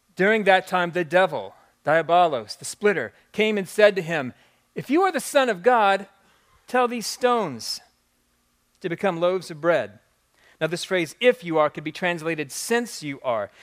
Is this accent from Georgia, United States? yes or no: no; Jeffersonville, Indiana, United States; moved away as an adult; now in New Albany, United States; I've been a, a proud resident of New Albany, Indiana for the past decade, but I was born and raised in Jeffersonville